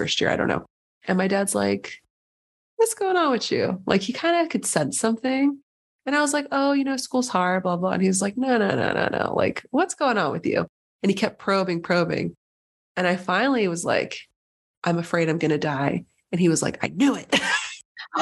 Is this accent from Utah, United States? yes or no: no; San Diego, California, United States; moved away as an adult; also born or lived in upstate New York; I'm from San Diego, but I went to school in upstate New York